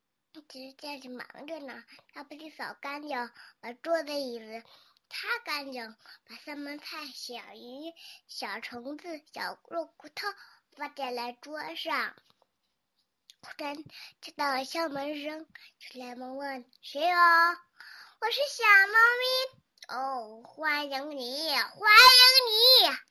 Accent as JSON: {"language": "Chinese", "region": "Tianjin", "country": "China", "said": "大家好，我来自七星市红桥区， … 今年我还不到四岁。"}